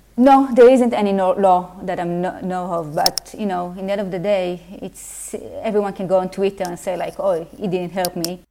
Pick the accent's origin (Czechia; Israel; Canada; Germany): Israel; Afula, Northern District; English is a second language; moved away as an adult; also born or lived in Jerusalem, Israel; now in Leeds, United Kingdom; I'm originally from Israel, as you can see from my accent. I'm from Israel, uh, Afula, which is a small city in the north of Israel.